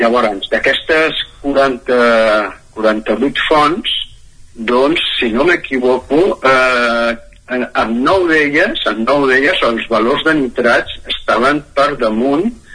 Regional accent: Centelles, Catalonia, Spain; moved away; also born or lived in Moianès; sóc originari de, de Centelles, d'Osona

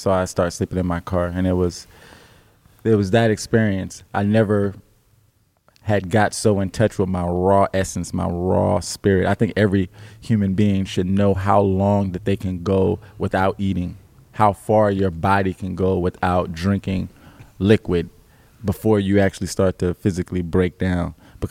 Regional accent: Alabama, United States; I have other family that's back home in the South in Alabama. So I came from Alabama up here after moving around the world because my parents were in the military.

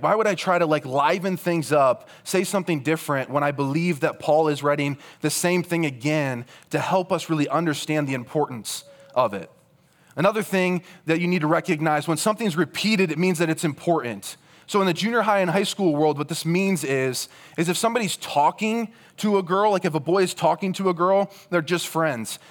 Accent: Rock Valley, Iowa, United States; moved away as an adult; also born or lived in Cedar Falls, Iowa; I grew up in Rock Valley, Iowa.

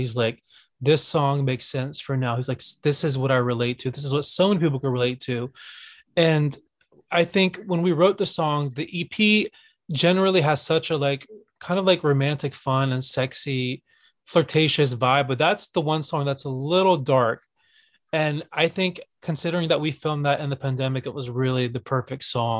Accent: Southern United States, United States; especially growing up in the South, when it came to being able to check those multiple choice boxes

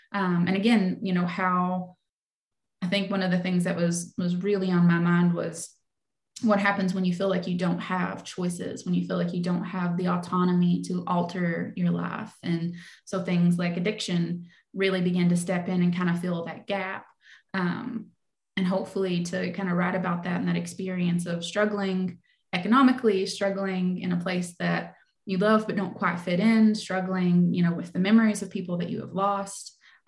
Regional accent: Kentucky, United States; So I grew up in Leslie County, Kentucky, and it was definitely a lot on my mind as I was envisioning Black Damp. So it's a small coal mining town.

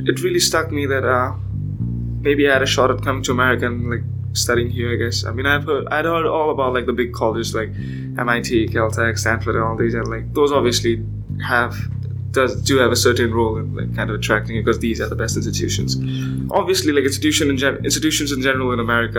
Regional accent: India; moved away as an adult; now in Alabama, United States; I'm from India, and I'm here in Alabama

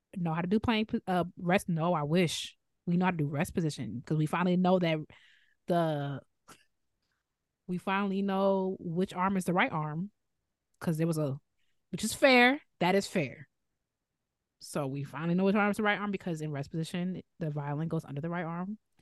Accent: Chicago, Illinois, United States; accent: Chicago; I'm fine with my Chicago accent

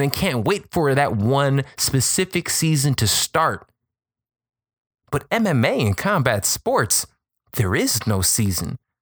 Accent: Chicago, Illinois, United States; I'm from Chicago

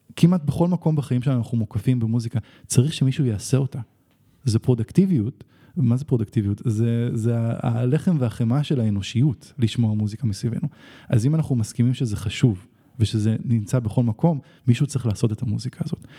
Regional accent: Israel; אבל אני כן ישראלי

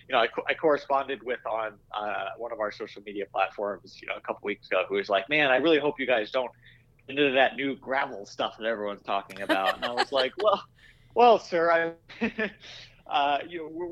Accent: Iowa, United States; I grew up in Iowa

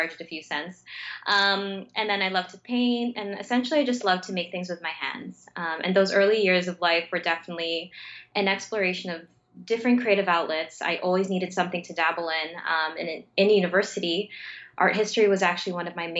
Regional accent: Mississauga, Ontario, Canada; now in Toronto, Canada; I'm born and raised in Mississauga, which is a suburb just outside of Toronto, though I live in Toronto now

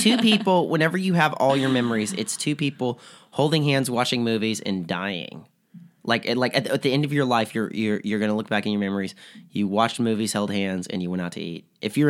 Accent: the South, United States; And then I grew up like in the South

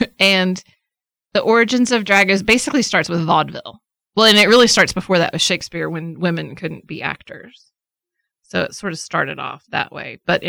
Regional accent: Scotland, United Kingdom; It's a very Scottish voice. I'm Scottish.

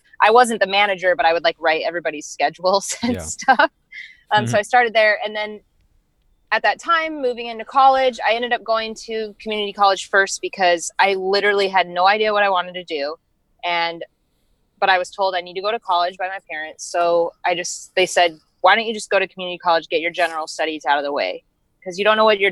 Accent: Arizona, United States; also born or lived in Denver, Colorado; I was born in Denver, but we moved to Arizona when I was, I think, 9 or 10.

